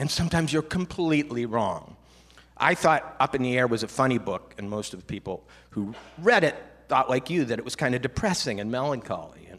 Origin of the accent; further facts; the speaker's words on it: Minnesota, United States; I grew up in Minnesota